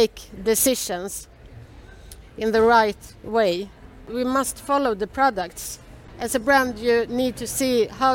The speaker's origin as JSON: {"language": "English", "country": "Sweden", "said": "I'm an entrepreneur from Sweden."}